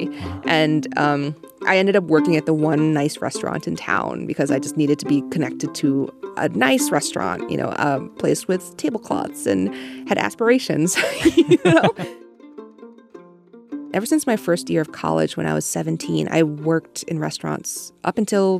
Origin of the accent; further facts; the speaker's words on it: New York City, New York, United States; now in San Francisco, United States; I grew up in New York City, in Manhattan, because my mom was in the fashion industry. She was a single mom.